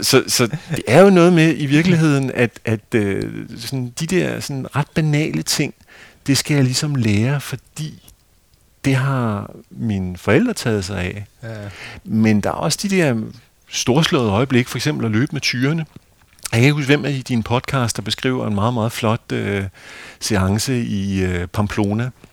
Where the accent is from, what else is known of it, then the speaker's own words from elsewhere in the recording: Hvidovre, Capital Region of Denmark, Denmark; Hvidovre Havn, hvor jeg er vokset op